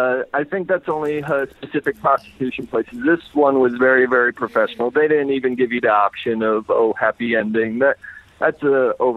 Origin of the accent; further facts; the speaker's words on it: United States; I'm from America